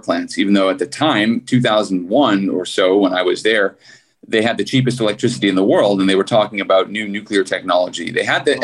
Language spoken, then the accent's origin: English; Skokie, Illinois, United States; also born or lived in South Africa; I grew up in Chicago